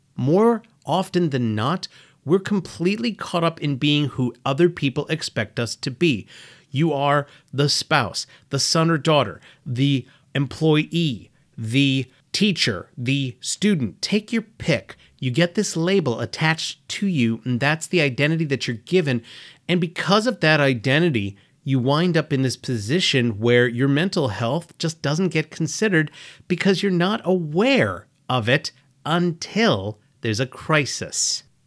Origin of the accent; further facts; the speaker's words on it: United States; I was born and raised in America